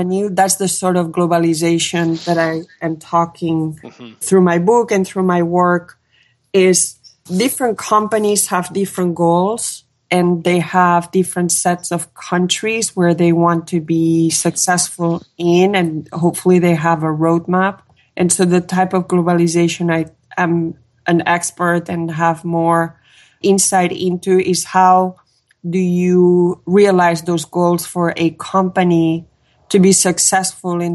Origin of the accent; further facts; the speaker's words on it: Catalonia, Spain; now in California, United States; I am from Catalonia, which is a small, little, beautiful nation between France and Spain